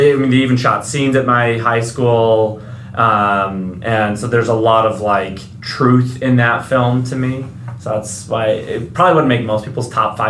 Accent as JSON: {"language": "English", "town": "Chicago", "region": "Illinois", "country": "United States", "tie": "born or raised there", "said": "I'm from Chicago"}